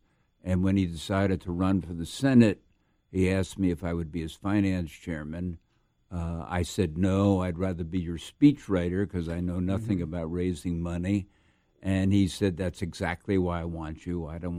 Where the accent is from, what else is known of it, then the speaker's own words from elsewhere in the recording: Perth Amboy, New Jersey, United States; also born or lived in Maplewood; born and raised in Perth Amboy, New Jersey. Not many people can say that.